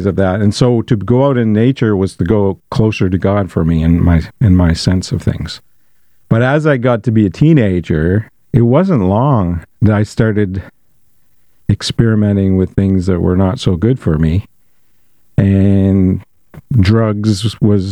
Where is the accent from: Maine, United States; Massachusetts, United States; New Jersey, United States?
Maine, United States; Bangor; I was a young person growing up in Bangor.